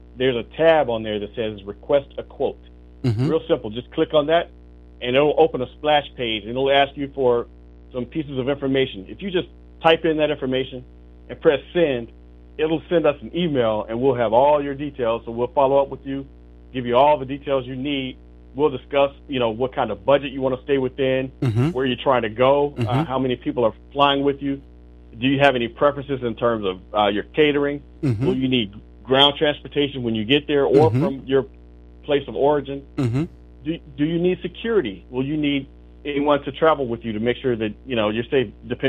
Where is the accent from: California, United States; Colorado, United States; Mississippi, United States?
Mississippi, United States; Meridian; from a little small town in Mississippi, Meridian, Mississippi. As a matter of fact, I think you were in my hometown not too long ago.